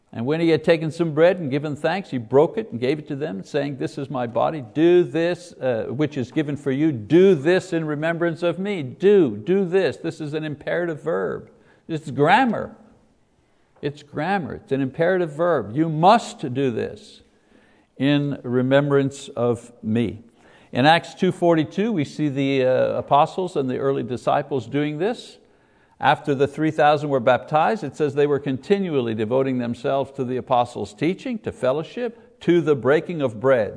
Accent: Quebec, Canada; as a boy growing up in Ca-, in Catholic Quebec, growing up in the Catholic Church

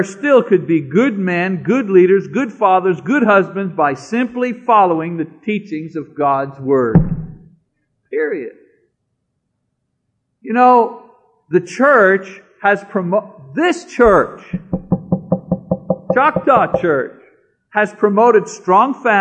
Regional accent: Canada; I'm a Canadian

